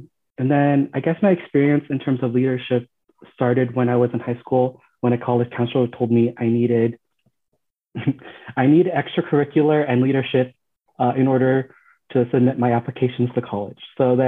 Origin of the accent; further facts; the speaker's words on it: Philippines; now in United States; being a Filipino in America is an experience that I believe is similar to other people of color